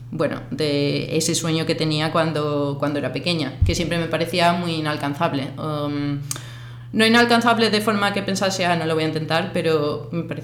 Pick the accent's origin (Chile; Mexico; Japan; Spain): Spain; Seville, Andalusia; moved away as an adult; also born or lived in Cádiz, Spain / London, United Kingdom; now in Mallorca, Spain; Yo soy de, de Sevilla, cuando tenía 11 años me mudé a Cádiz